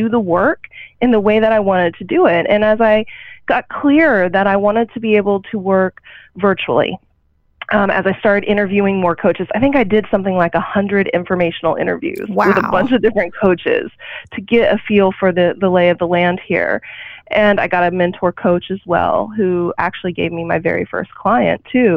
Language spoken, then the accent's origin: English; Oklahoma, United States; growing up in a small town, I grew up in Oklahoma